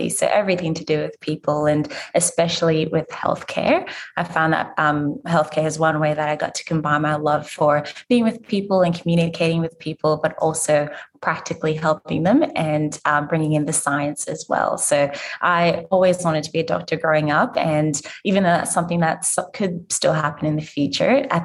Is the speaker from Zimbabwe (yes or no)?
yes; Zimbabwe; now in Brisbane, Australia; Um, I'm originally from Zimbabwe and I've moved around quite a little bit. So, different countries in Africa, the US as well, before moving here. Um, so, now I'm based in Brisbane